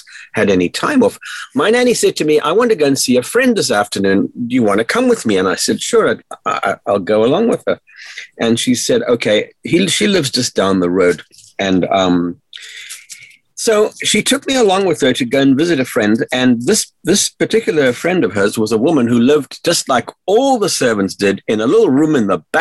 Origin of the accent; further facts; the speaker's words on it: South Africa; I grew up in South Africa during the dark days of apartheid